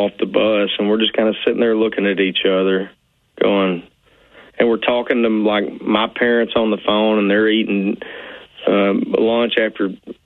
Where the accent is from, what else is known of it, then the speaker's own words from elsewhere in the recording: Arkansas, United States; also born or lived in Nashville, Tennessee; we moved back home to my hometown